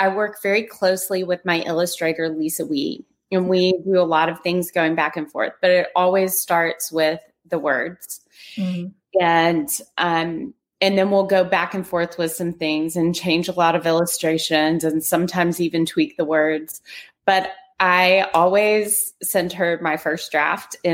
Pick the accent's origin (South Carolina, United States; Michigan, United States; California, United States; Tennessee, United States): Tennessee, United States; Nashville; now in Houston, United States; I am originally from Nashville, Tennessee, living in Houston, Texas, and on my way to live by the ocean in Florida.